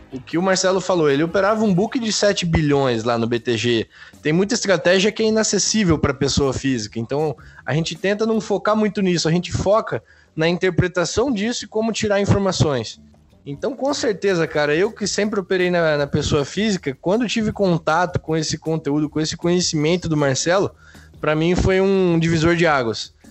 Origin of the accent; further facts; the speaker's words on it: interior of Paraná, Brazil; Eu sou do, do, interior do Paraná